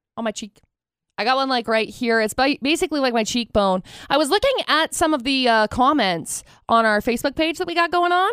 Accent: Tremont, United States; I grew up in Tremont

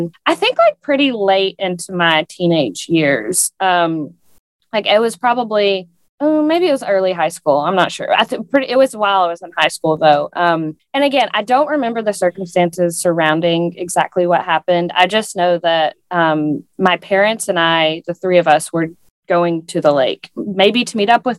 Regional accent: East Tennessee, United States; where we grew up in East Tennessee, the thing that you do in the summer is you go swim in a lake

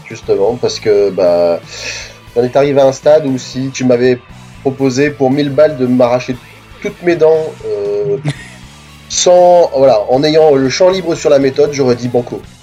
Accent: the North, France; je suis du Nord aussi.

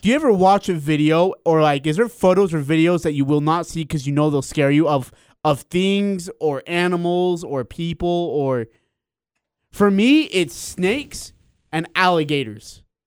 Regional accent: India; moved away; I was born in India

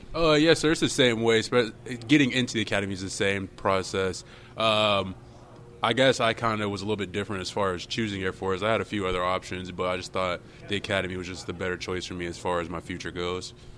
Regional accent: Jacksonville, Florida, United States; moved away as an adult; I'm from uh, Jacksonville, Florida

